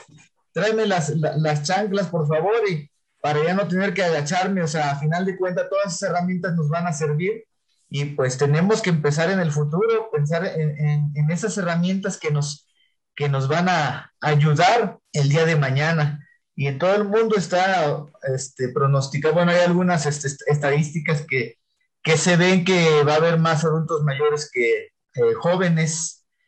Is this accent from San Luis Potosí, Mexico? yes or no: yes; Huasteca Potosina, San Luis Potosí, Mexico; pues yo soy de aquí de la Huasteca Potosina